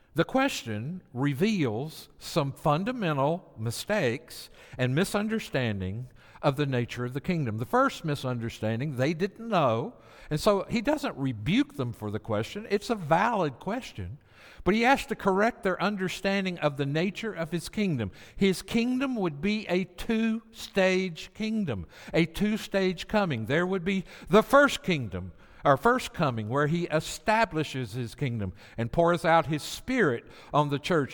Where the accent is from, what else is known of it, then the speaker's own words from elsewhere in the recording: Tennessee, United States; was pastoring a church, a rural church in Tennessee near my hometown.